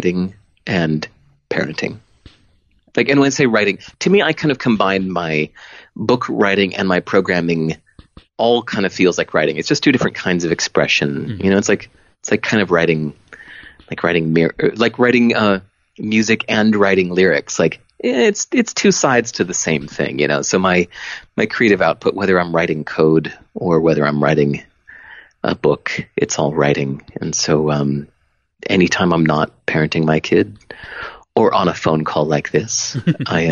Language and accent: English; Hinsdale, Illinois, United States; I wasn't even from Boston. I was like 16 years old. I was from Hinsdale, Illinois